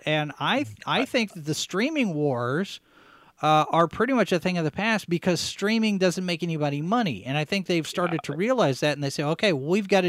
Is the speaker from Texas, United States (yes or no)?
yes; Dallas, Texas, United States; I'm from Dallas. I grew up in Texas. And when some of the people in college learned that I was from Dallas, they looked at me and said, you don't sound like you're from Texas.